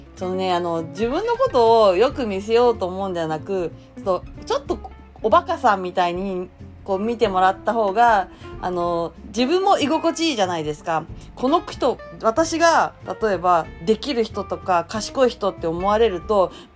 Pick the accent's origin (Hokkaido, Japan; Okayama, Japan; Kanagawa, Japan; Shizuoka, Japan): Kanagawa, Japan; Yokosuka; 私は横須賀出身